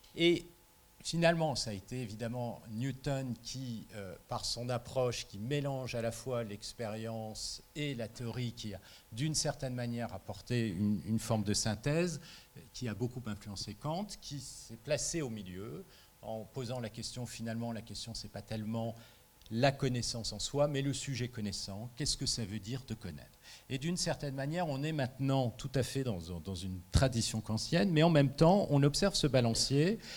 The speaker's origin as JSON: {"language": "French", "country": "France", "said": "je suis français"}